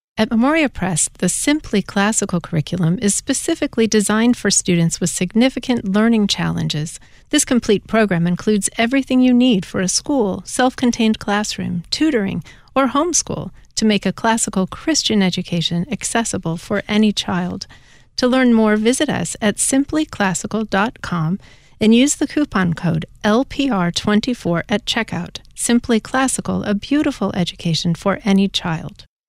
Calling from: Boston, Massachusetts, United States; I'm calling from Boston, Massachusetts.

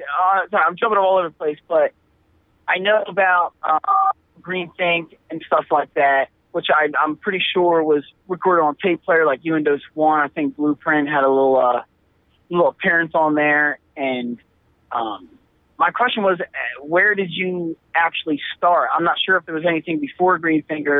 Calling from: Philadelphia, Pennsylvania, United States; I'm calling from the Philadelphia area of Pennsylvania.

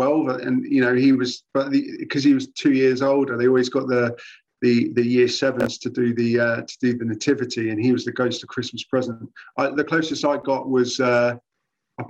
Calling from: Croydon, London, United Kingdom; I'm calling from Croydon, South London

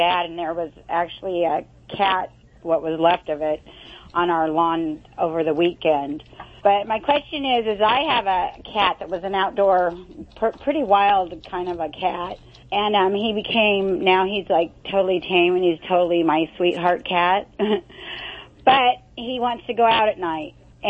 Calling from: Huntington Beach, California, United States; Huntington Beach.

